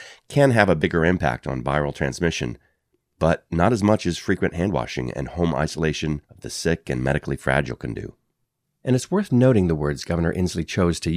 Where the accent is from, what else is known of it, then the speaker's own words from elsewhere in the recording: Kirkland, Washington, United States; here in my hometown of Kirkland, Washington